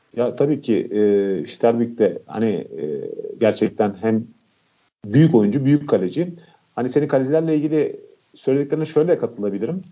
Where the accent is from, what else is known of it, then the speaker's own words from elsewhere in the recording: Montenegro; ben Karadağlı olarak